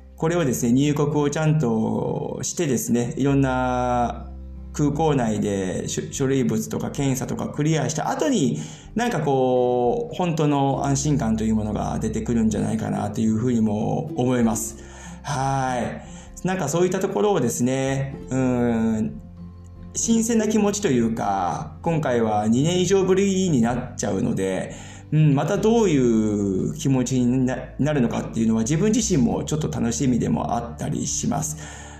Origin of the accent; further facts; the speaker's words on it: Hiroshima, Japan; moved away as an adult; now in Germany; 僕、広島出身なんですけども、今回実家へ帰るんですけどもね